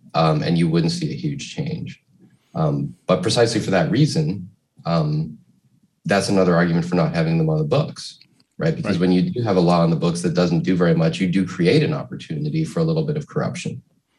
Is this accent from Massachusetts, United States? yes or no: yes; outside of Boston, Massachusetts, United States; now in West Hollywood, United States; the neighborhood where I grew up outside of Boston.